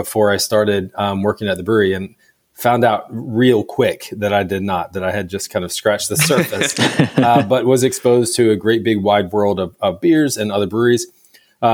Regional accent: Virginia, United States; moved away as an adult; now in Kansas City, United States; I was born and raised in Virginia

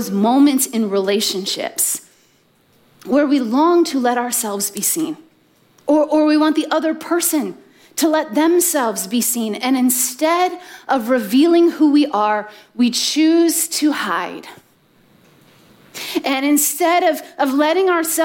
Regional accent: Midwest, United States; I grew up in the Midwest with two younger brothers

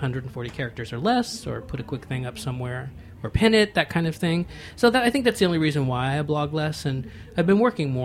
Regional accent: Galveston, Texas, United States; now in Los Angeles, United States; I grew up in Galveston, Texas

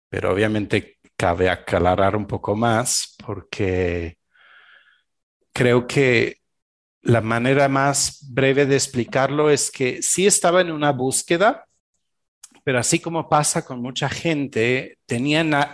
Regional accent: Belgium; Spanish is a second language; moved away; also born or lived in Argentina; Yo soy originario de Bélgica, eh, crecí

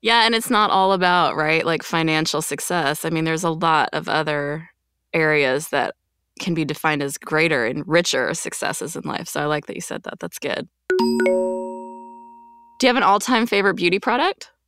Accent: Quebec, Canada; I grew up in Quebec

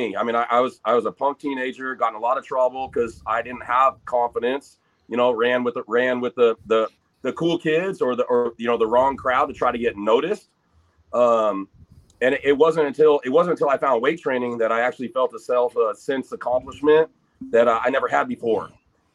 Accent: North Highlands, California, United States; I came from North Highlands, and back then I was the minority as a white kid there.

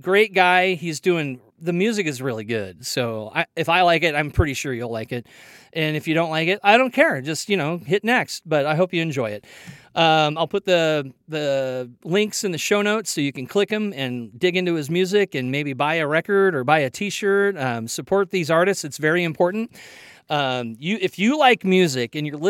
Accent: Kansas City, Missouri, United States; I'm from Kansas City, Missouri

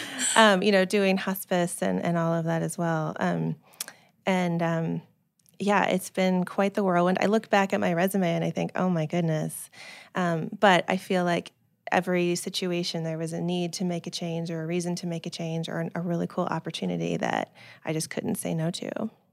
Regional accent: Silicon Valley, California, United States; I grew up in the Silicon Valley

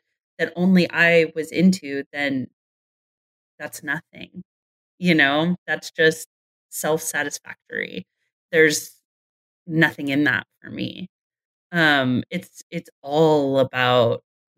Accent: California, United States; I grew up in California

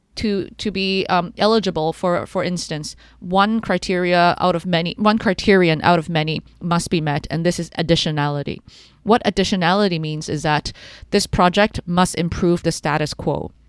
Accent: Canada; I grew up in Canada

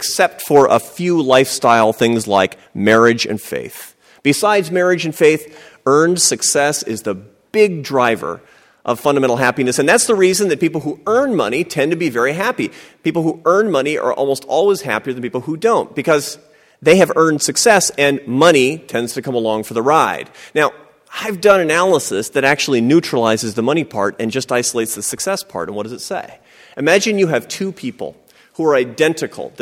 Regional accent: Seattle, Washington, United States; I grew up in Seattle, Washington, to a family of academics and artists

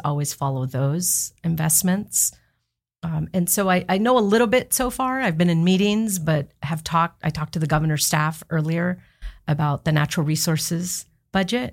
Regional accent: Los Angeles, California, United States; accent: Valley Girl; I'm from the San Fernando Valley

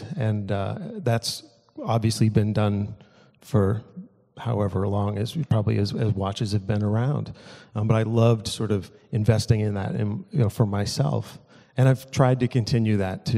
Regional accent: New England, United States; growing up in New England

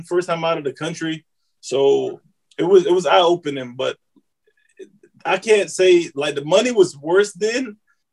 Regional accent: North Carolina, United States; moved away; I grew up in North Carolina.

